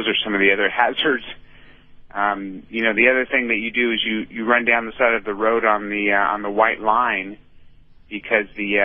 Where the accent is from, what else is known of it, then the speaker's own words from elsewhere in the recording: San Francisco, California, United States; my hometown of San Francisco